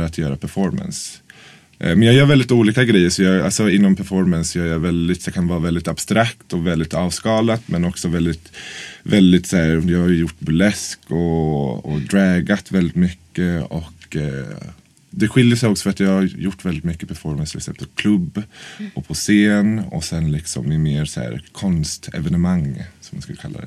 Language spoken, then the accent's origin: Swedish; Norrköping, Östergötland, Sweden; moved away as an adult; now in Stockholm, Sweden; jag är från Norrköping egentligen. Så jag flyttade till Stockholm för nio år sedan.